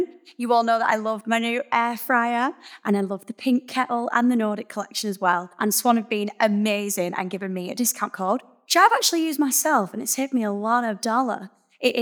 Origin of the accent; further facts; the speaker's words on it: Burnley, North West England, United Kingdom; I'm from Burnley, not far from you